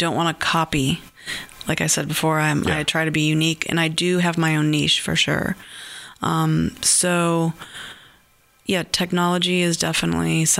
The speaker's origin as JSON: {"language": "English", "region": "Massachusetts", "country": "United States", "tie": "born or raised there", "said": "I grew up in Massachusetts, like right on the ocean"}